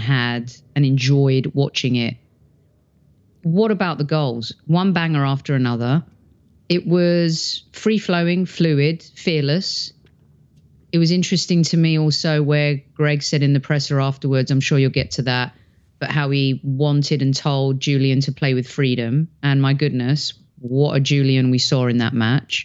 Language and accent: English; England, United Kingdom; moved away; growing up in England